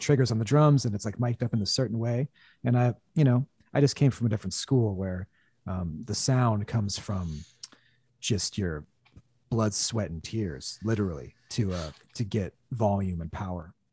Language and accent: English; Olympia, Washington, United States; growing up in Olympia, which is an hour south of Seattle